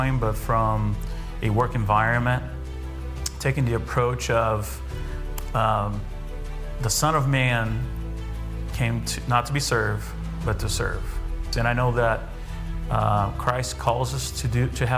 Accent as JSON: {"language": "English", "country": "Brazil", "moved": "yes", "lives_now": "United States", "said": "I'm originally from Brazil"}